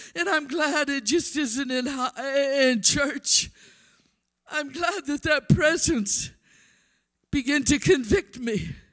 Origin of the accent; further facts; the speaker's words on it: Blunt, South Dakota, United States; I went to a little Pentecostal church in my hometown of Blunt.